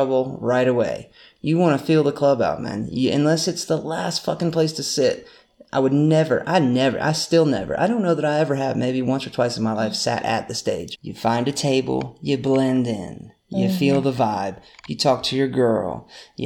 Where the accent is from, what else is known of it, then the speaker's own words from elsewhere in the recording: North Carolina, United States; We're from North Carolina